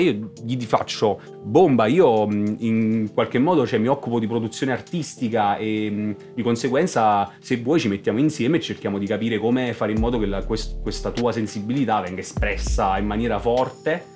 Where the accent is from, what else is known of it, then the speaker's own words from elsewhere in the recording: Benevento, Campania, Italy; per un beneventano fingere di essere un napoletano è difficile proprio, non lo sono